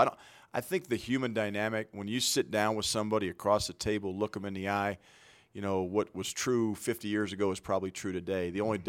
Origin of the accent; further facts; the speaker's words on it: Colorado, United States; Number one, this is my home state.